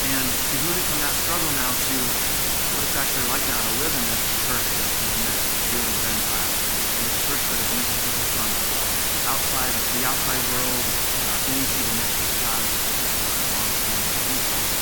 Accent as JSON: {"language": "English", "town": "Bremerton", "region": "Washington", "country": "United States", "tie": "born or raised there", "moved": "yes", "said": "I grew up in West Puget Sound"}